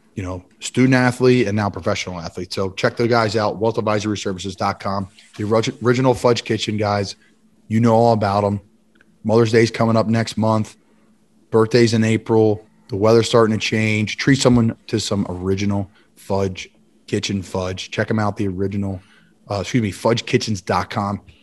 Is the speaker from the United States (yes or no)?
yes; Philadelphia, Pennsylvania, United States; also born or lived in Doylestown, Bucks County, Pennsylvania; I grew up in Philly